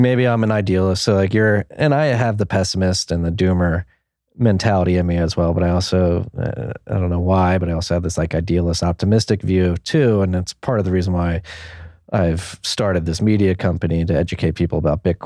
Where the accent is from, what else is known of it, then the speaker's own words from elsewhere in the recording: Philadelphia, Pennsylvania, United States; moved away as an adult; also born or lived in New York; now in Texas, United States; I'm from Philadelphia, from the Northeast, was living in New York before the pandemic. I moved my family down here to Texas